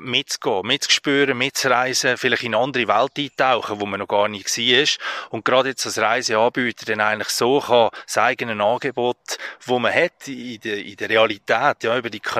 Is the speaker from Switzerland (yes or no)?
yes; Central Switzerland, Switzerland; Ich bin in der Innerschweiz aufgewachsen, logischerweise umgeben von Bergen, ja, und bin dort schon immer ins Wanderlager früher.